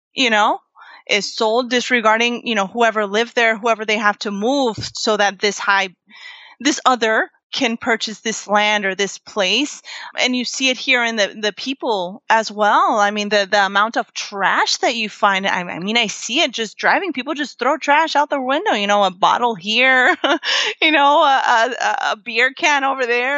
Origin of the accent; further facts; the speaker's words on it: Florida, United States; moved away as an adult; now in Puerto Rico; I was raised in Florida, where, you know, there are many, many Puerto Ricans